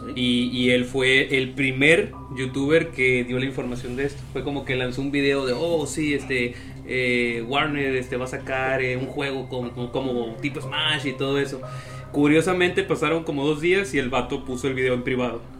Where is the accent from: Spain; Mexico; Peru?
Mexico; somos mexicanos